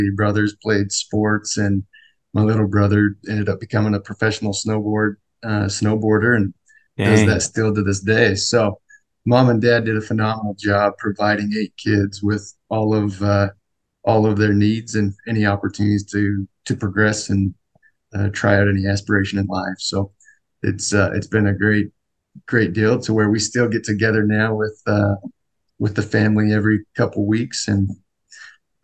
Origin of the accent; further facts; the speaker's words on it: Sandy, Utah, United States; I grew up in Sandy, like you said, family of 10 with 8 kids.